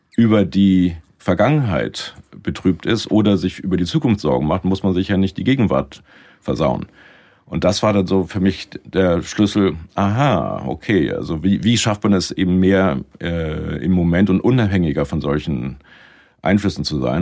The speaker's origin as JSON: {"language": "German", "town": "Lüneburg", "region": "Lower Saxony", "country": "Germany", "tie": "born or raised there", "also_born_or_lived": "Munich", "moved": "as an adult", "lives_now": "Canada", "said": "habe dann erstmal in Lüneburg in meiner Heimatstadt habe dann Kulturwissenschaften studiert"}